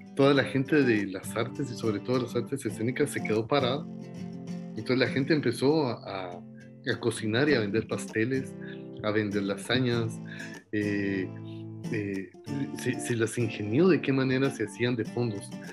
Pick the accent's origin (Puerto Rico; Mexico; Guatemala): Guatemala; somos los guatemaltecos